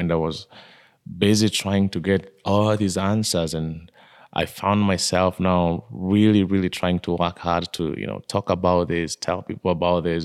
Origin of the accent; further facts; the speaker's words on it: Kenya; I was born in Kenya, in a, in a small village just below the slopes of Mount Kenya